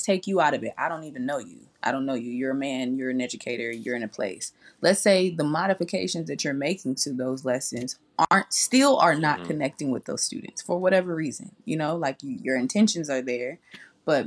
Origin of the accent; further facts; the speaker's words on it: California, United States; we both Black, we grew up in California